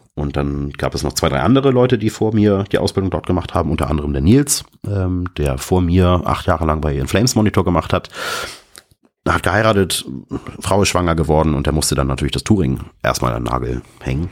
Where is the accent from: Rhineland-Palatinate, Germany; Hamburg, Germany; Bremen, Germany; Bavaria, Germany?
Hamburg, Germany; Und jetzt komme ich da als Hamburger Hillbilly